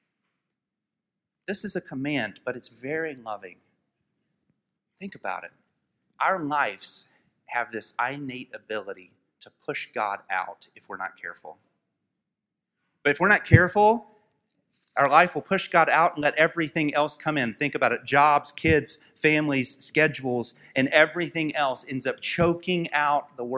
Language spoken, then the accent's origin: English; United States; We are American people